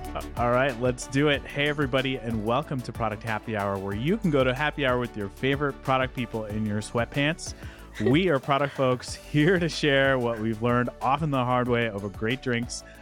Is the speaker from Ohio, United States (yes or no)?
no; Dallas, Texas, United States; my hometown of Dallas, Texas.